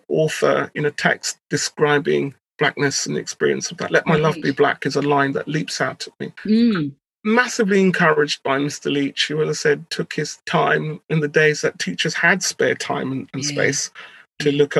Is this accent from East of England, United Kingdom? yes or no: yes; Bedford, East of England, United Kingdom; middle school system in my hometown of Bedford